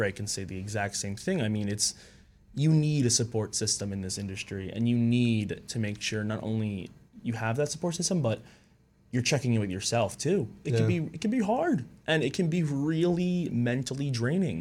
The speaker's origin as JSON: {"language": "English", "area": "Long Island", "region": "New York", "country": "United States", "said": "I'm from Long Island, New York."}